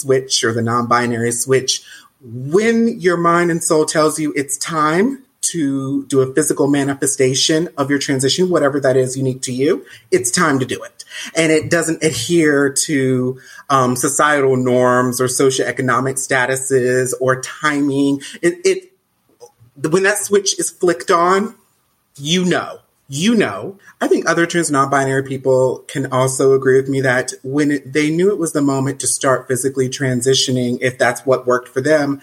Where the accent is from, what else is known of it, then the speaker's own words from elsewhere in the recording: Southern United States, home state of North Carolina, United States; moved away as an adult; now in Canada; I grew up in the Southern United States in the 80s and 90s